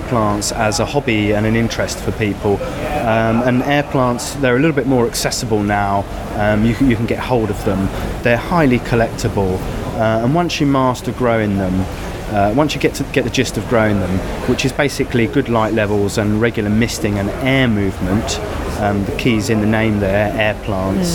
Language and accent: English; Penzance, South West England, United Kingdom; I'm from Penzance in Cornwall